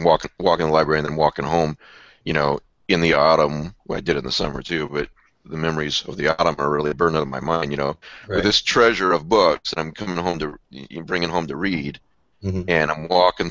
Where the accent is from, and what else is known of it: Iowa, United States; also born or lived in Fort Worth, Texas; now in Texas, United States